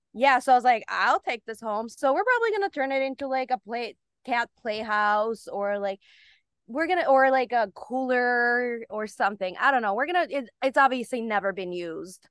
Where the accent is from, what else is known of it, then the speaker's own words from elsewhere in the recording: Bulgaria; moved away; also born or lived in Germany; I was born in Germany, then we moved to Bulgaria